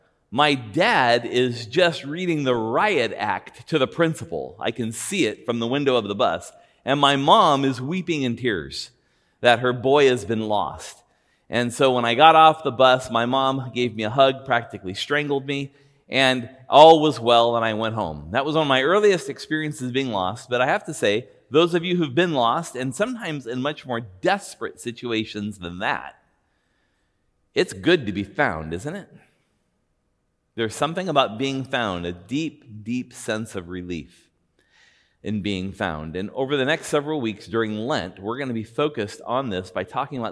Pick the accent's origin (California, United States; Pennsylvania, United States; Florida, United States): California, United States; Buena Park; Now, I grew up in Buena Park, California, and I lived in a house two doors down from my elementary school.